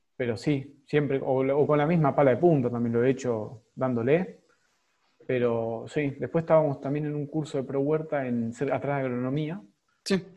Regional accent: Argentina; Somos en Argentina, estamos todos concentrados acá y me incluyo

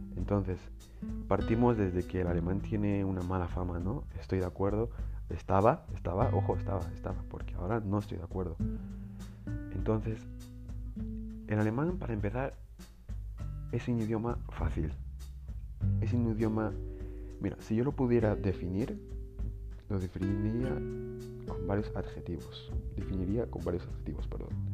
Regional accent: Spain; mi país España

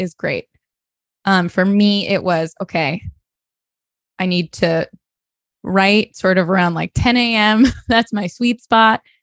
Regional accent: Sarasota, Florida, United States; moved away; my hometown, Sarasota, Florida

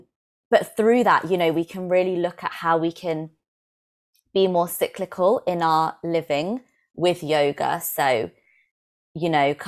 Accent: England, United Kingdom; So being Indian, I grew up with a lot of this, but without realizing, and to be honest, rejecting a lot of it, because, you know, I grew up in England in a very kind of white area.

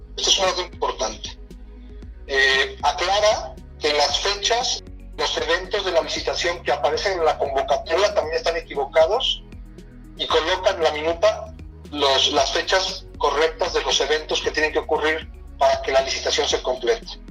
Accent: Mexico; mi país

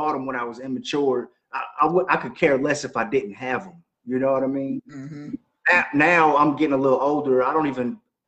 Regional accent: East Coast, United States; I'm from the East Coast

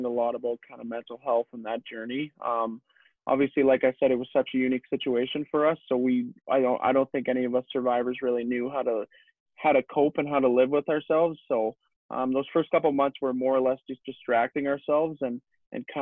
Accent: Leduc, Alberta, Canada; obviously I grew up in Leduc and my home's here

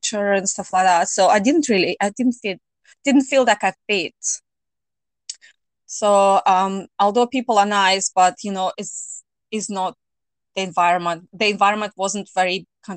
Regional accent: Russia; moved away as an adult; now in United Kingdom; I'm originally from Russia, but I have lived in UK for 19 years.

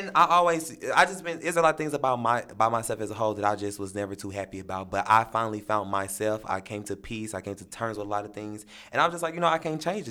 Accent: St. Louis, Missouri, United States; I am from Saint Louis, Missouri, this city

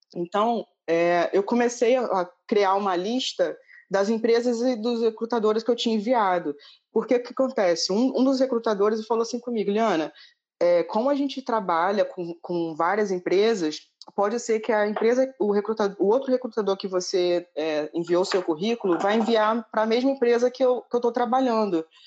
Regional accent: Rio de Janeiro, Brazil; now in Dublin, Ireland

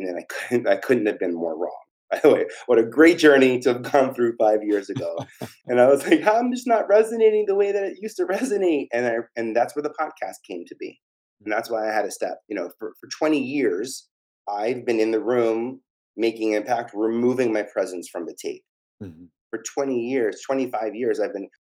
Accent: New York City, New York, United States; I'm from Staten Island

